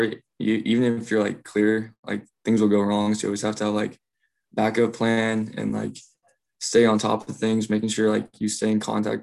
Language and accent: English; Kansas, United States; also born or lived in Kharkiv, Ukraine; I was adopted from Ukraine when I was 2 years old, and I've lived in Kansas the rest of my